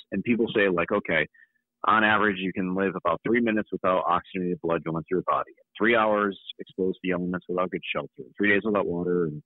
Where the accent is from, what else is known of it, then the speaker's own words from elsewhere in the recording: New England, United States; also born or lived in New York; grew up in New England, and where I did a lot of my training was upstate New York at the Wilderness Learning Center, Maine. You know, I was on a very different latitude than where I am now